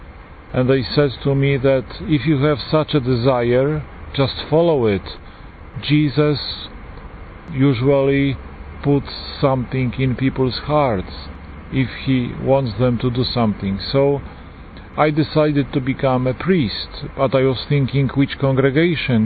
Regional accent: Poland; accent: Polish; English is a second language; moved away; As you can hear from my accent, I am Polish, a Polish priest

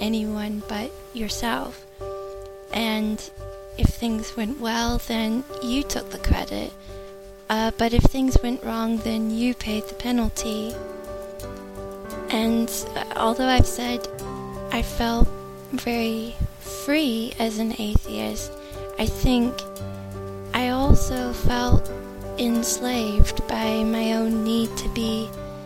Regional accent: United States; I'm 31, and I'm from the United States

